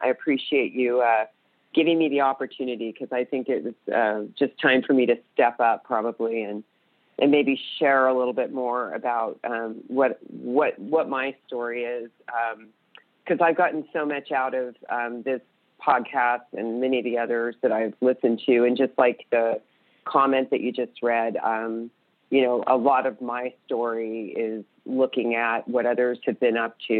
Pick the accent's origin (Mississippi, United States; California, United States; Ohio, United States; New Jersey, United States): California, United States; I grew up in California in a very small town